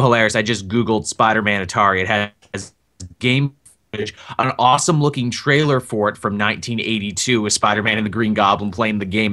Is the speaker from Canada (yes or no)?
yes; Canada; as a Canadian